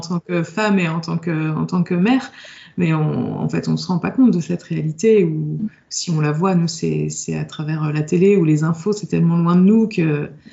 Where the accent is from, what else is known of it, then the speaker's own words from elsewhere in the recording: France; en tant que bon français